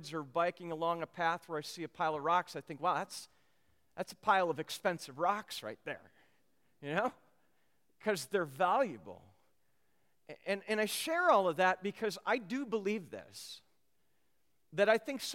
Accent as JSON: {"language": "English", "region": "Minnesota", "country": "United States", "tie": "born or raised there", "said": "I grew up in Minnesota"}